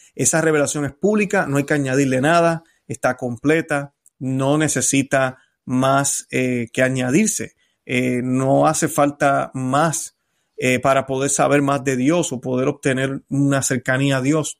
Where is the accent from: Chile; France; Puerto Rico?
Puerto Rico; now in Florida, United States; Cuando yo estaba en mi país, en Puerto Rico